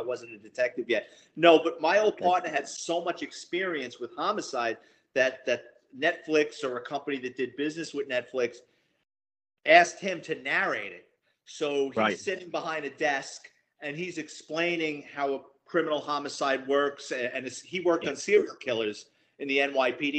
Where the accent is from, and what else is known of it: New York City, New York, United States; born or raised there